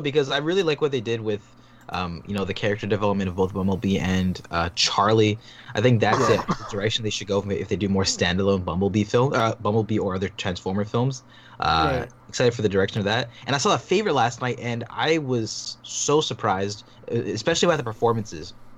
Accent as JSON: {"language": "English", "town": "Toronto", "region": "Ontario", "country": "Canada", "said": "I'm from I'm from Toronto"}